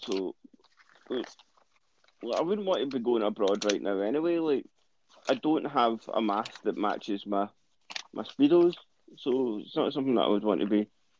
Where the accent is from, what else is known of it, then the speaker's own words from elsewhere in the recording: Scotland, United Kingdom; We're from Scottish, mate.